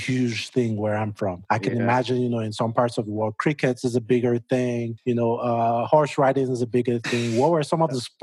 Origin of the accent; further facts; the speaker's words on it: Nigeria; now in United States; I'm from West Africa, right? I'm Nigerian